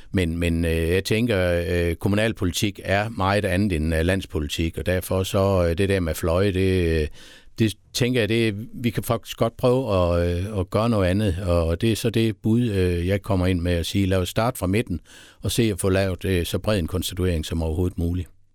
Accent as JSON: {"language": "Danish", "town": "Haderslev", "region": "Southern Denmark", "country": "Denmark", "tie": "born or raised there", "also_born_or_lived": "Sønderborg / Tørsbøl / Esbjerg", "said": "Jeg er født i Sønderborg. Ja og har boet nede i øh, Tørsbøl i øh, det første år, og så flyttede vi til Haderslev, og så er jeg faktisk vokset op øh, i Haderslev"}